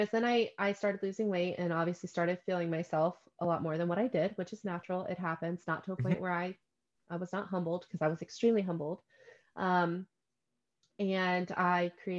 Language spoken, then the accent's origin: English; the South, United States; I was raised in the South